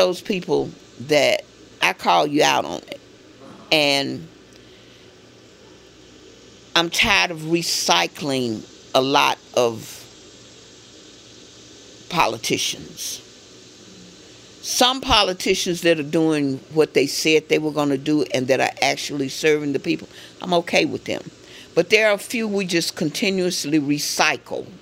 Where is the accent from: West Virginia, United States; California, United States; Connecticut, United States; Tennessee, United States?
Tennessee, United States; Memphis; I grew up on Carnes Avenue